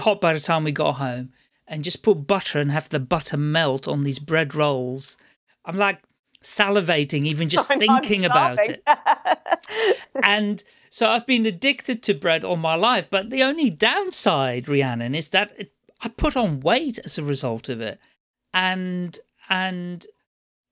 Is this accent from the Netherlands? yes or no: yes; Amsterdam, North Holland, Netherlands; moved away; I'm originally from the Netherlands, Amsterdam